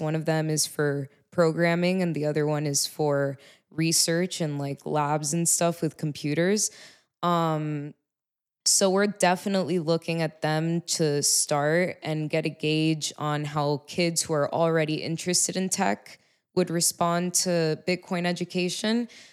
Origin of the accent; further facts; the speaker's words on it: Miami, Florida, United States; I'm from Miami, Florida